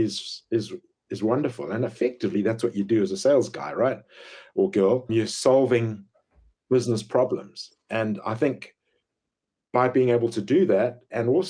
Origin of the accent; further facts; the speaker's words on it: Zimbabwe; moved away as an adult; also born or lived in Pietermaritzburg, South Africa / West London, United Kingdom; I grew up in Zimbabwe